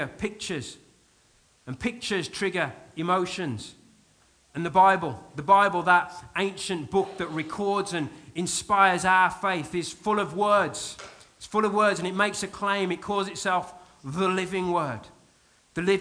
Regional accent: United Kingdom; I am very British, very restrained, very contained.

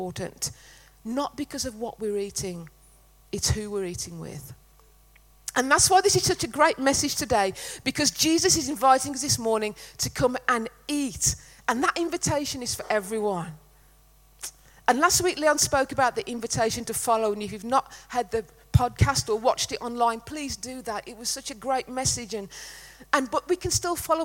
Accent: Netherton, West Midlands, United Kingdom; we're from the Black Country, not dinner. It was tea in Netherton.

